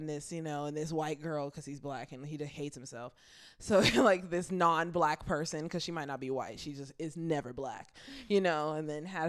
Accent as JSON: {"language": "English", "region": "California", "country": "United States", "said": "And we're from California"}